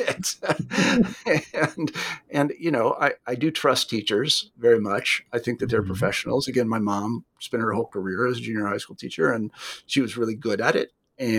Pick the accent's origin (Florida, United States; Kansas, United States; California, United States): Kansas, United States; I'm from Kansas.